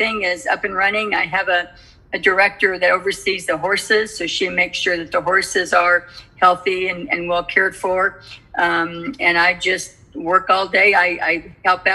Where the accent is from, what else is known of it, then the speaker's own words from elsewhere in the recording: California, United States; As a young child growing up in California